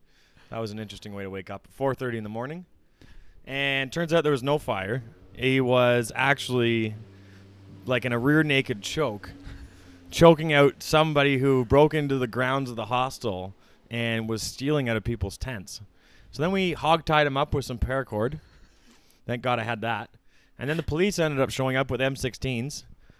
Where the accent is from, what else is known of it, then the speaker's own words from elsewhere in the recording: Hamilton, Ontario, Canada; the city I was born in Hamilton. I was born and raised in Hamilton